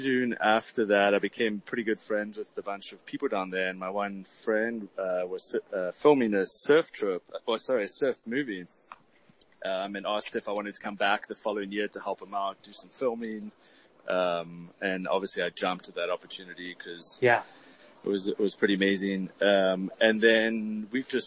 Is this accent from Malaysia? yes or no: no; Cape Town, Western Cape, South Africa; moved away; So I'm originally from Cape Town, South Africa, so I speak a little funny with an accent